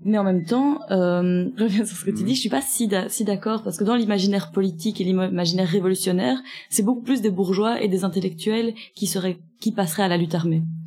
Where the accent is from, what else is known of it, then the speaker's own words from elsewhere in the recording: Vitrival, Wallonia, Belgium; dans mon village natal